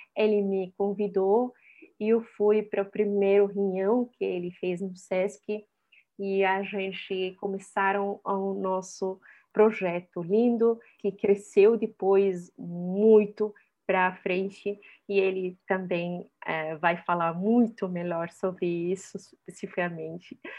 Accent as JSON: {"language": "Portuguese", "country": "Syria", "tie": "born or raised there", "also_born_or_lived": "Egypt", "second_language": "Portuguese", "moved": "as an adult", "lives_now": "Brazil", "said": "eu vivi toda a minha vida na Síria como refugiada palestina"}